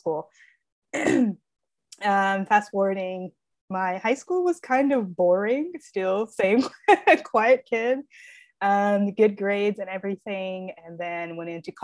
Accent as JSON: {"language": "English", "town": "Springfield", "region": "Tennessee", "country": "United States", "tie": "born or raised there", "said": "So I was born in Springfield, Tennessee."}